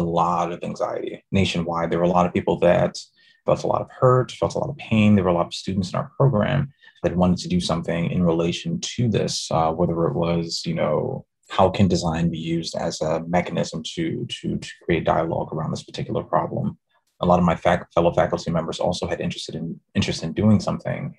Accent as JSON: {"language": "English", "town": "New York City", "region": "New York", "country": "United States", "tie": "born or raised there", "also_born_or_lived": "Brooklyn, New York / Texas", "moved": "as an adult", "said": "Born in Brooklyn, raised in the Bronx the co op city section to be specific"}